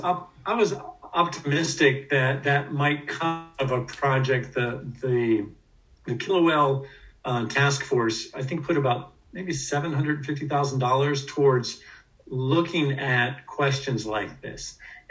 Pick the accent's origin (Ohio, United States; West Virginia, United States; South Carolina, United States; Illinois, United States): West Virginia, United States; born there; also born or lived in East Coast; Well, I mean, I'm not native to Washington State. I was born in West Virginia and lived mostly on the East Coast.